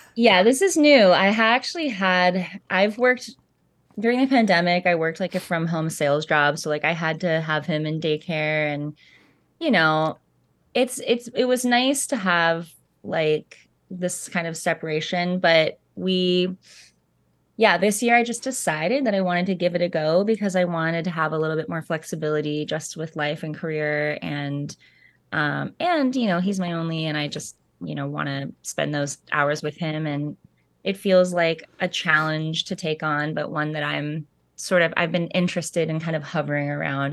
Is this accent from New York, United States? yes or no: no; Central Coast of California, United States; moved away as an adult; also born or lived in Montana / Laurel Canyon, Los Angeles; now in Nashville, United States; I was born on the central coast of California, and, um, my parents divorced when I was young, and so I spent time mostly there during the school year, like, um, north of Santa Barbara